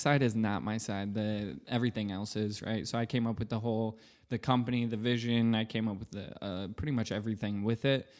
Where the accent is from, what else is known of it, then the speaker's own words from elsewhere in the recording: Michigan, United States; also born or lived in Grand Rapids, Michigan; I'm from Michigan